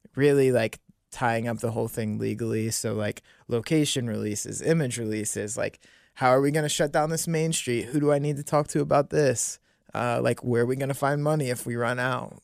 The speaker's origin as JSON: {"language": "English", "town": "Monroe", "region": "Ohio", "country": "United States", "tie": "born or raised there", "also_born_or_lived": "New Bern, North Carolina", "said": "I grew up in Monroe"}